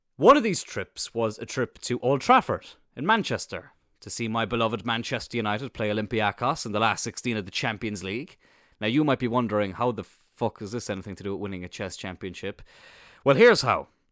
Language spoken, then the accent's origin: English; Cloyne, Munster, Ireland; I am obviously from Cloyne, but as some of you might know, or some of you may not know, there is no secondary school in Cloyne